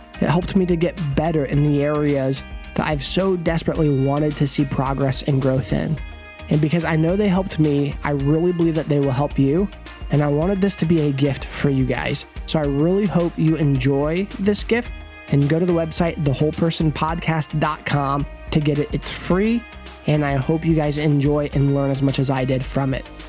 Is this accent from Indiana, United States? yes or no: no; Kansas, United States; moved away as an adult; also born or lived in Tulsa, Oklahoma / Phoenix, Arizona; I grew up in Kansas